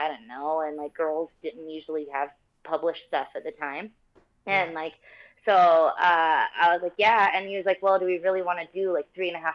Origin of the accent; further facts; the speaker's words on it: Florida-Georgia line, United States; I'm from the Florida-Georgia line, like, southern people, you know.